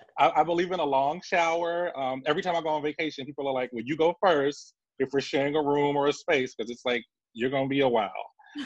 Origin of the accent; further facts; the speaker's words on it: Savannah, Georgia, United States; Especially growing up in Savannah, Georgia.